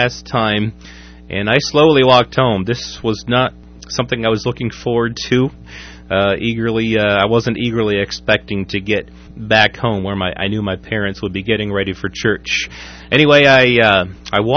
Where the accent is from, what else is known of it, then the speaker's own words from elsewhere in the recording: Waverly, United States; my hometown of Waverly